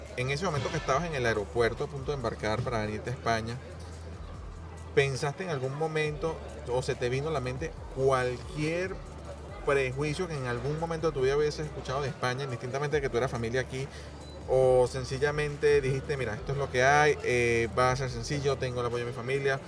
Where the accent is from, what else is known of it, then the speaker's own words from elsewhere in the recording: Venezuela; moved away as an adult; also born or lived in Portugal (parents); now in Spain; salimos tarde de Venezuela